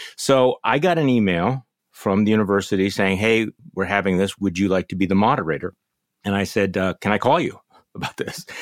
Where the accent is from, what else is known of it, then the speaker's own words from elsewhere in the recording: Milwaukee, Wisconsin, United States; here in my hometown of Milwaukee